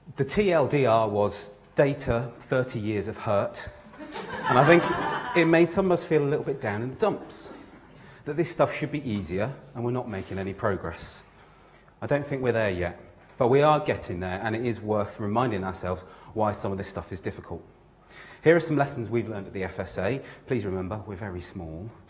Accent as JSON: {"language": "English", "town": "Newquay", "region": "South West England", "country": "United Kingdom", "tie": "born or raised there", "said": "I grew up in Newquay, the home of UK surfing."}